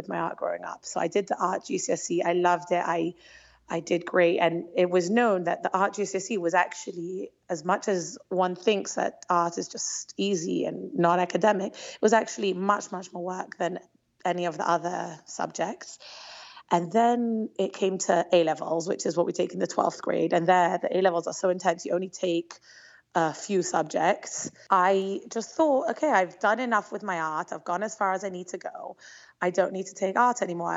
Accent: London, United Kingdom; moved away as an adult; also born or lived in Israel; now in Antwerp, Belgium; I grew up in London, England, which is a pretty large Jewish community

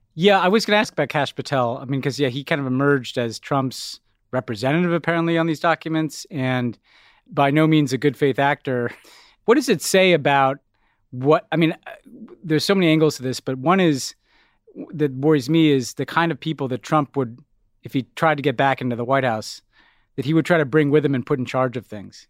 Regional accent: United States; being an American

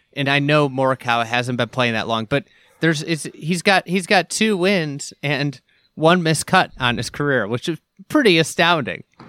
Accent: Chicago, Illinois, United States; this is my hometown event

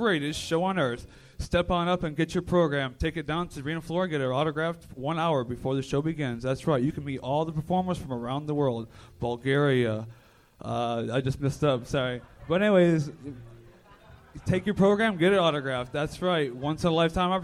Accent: Michigan, United States; I was born in Michigan.

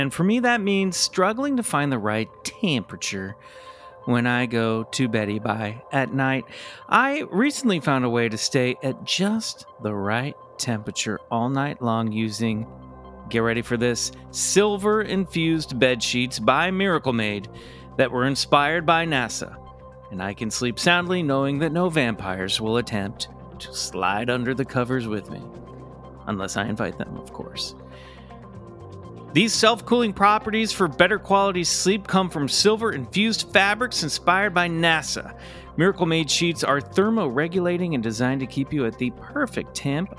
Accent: Kansas, United States; I grew up in Kansas. I grew up in Kansas.

